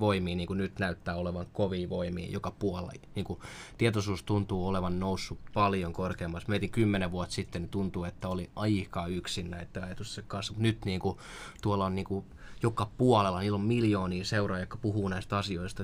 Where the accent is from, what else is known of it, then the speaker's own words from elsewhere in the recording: Orivesi, Pirkanmaa, Finland; moved away; also born or lived in Tampere / Helsinki; Mä oon, mä oon syntynyt Orivedellä pienessä kaupungissa tai kylässä.